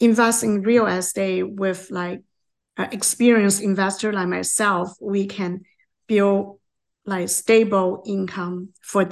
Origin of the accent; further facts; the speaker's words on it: Hong Kong; moved away as an adult; now in Canada; I'm from Hong Kong